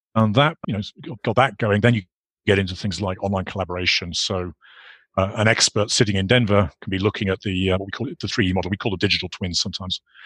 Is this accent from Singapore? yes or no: no; United Kingdom; moved away as an adult; also born or lived in Ireland; I grew up in the UK, obviously, as you can you can probably gather from my accent